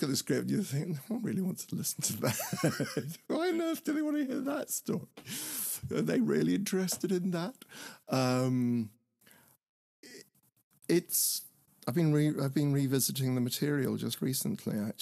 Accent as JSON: {"language": "English", "town": "Horsham", "region": "South East England", "country": "United Kingdom", "tie": "born or raised there", "said": "the theatre where I grew up in Horsham"}